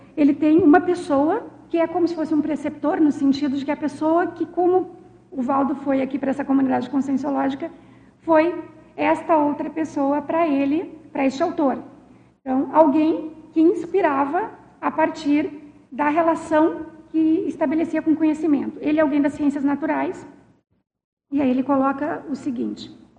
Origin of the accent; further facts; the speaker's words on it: Rio Grande do Sul, Brazil; eu sou gaúcha